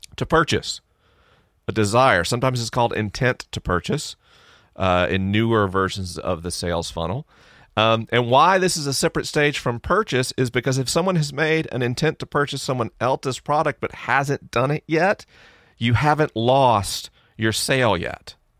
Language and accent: English; Tallahassee, Florida, United States; now in Los Angeles, United States; my hometown's Tallahassee